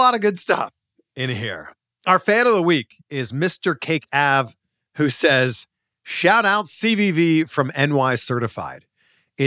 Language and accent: English; Canada; someone like me growing up in Canada